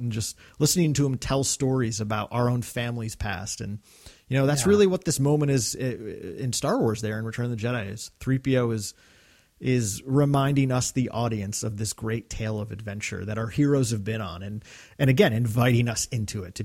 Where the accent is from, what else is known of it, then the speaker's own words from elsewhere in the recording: Northeast, United States; growing up in the Northeast, Christmas is always about a cozy feeling because normally it's a pretty cold time of the year